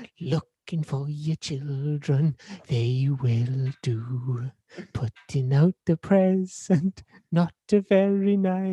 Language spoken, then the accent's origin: English; Wales, United Kingdom; I thank the Lord I'm Welsh.